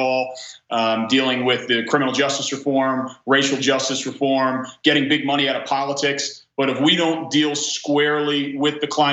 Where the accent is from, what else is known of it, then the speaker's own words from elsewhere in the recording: Belmar, New Jersey, United States; In my hometown of Belmar, New Jersey